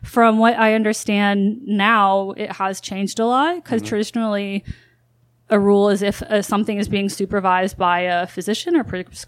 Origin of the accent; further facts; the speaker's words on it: U.S. Virgin Islands; Growing up in the Virgin Islands was, on one hand, you know, like living in paradise, you know, literally after school.